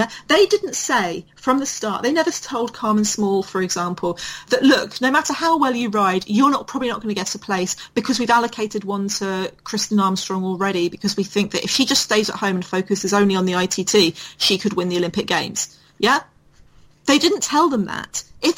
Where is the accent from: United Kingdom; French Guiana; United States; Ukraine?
United Kingdom